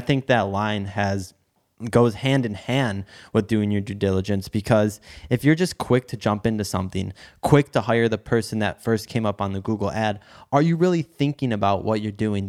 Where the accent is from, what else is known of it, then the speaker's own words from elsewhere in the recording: Detroit, Michigan, United States; I'm in Detroit. I grew up in Detroit